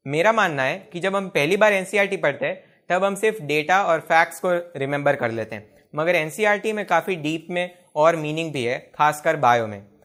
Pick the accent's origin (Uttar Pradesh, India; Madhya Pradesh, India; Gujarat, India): Gujarat, India; मैं गुजरात से हूं